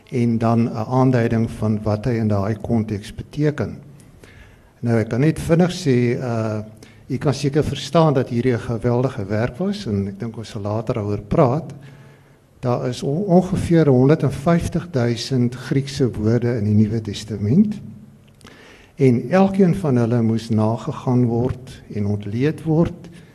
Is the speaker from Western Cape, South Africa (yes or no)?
no; Free State, South Africa; ek is 'n gebore Vrystaater